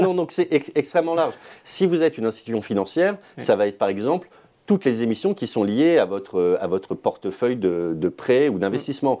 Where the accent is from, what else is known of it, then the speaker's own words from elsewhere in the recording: Savoie, Auvergne-Rhône-Alpes, France; ma région d'origine, la Savoie